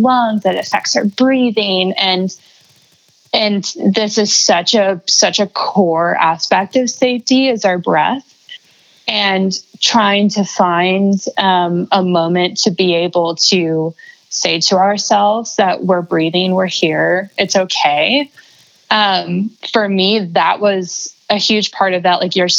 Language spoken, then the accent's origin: English; Florida, United States; I grew up in Florida, so like lots of ocean themed memories